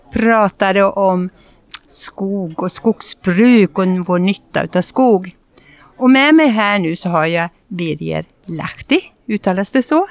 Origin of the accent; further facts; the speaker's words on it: Gothenburg, Västra Götaland, Sweden; Vi kommer ju från Göteborg och här har vi våran kust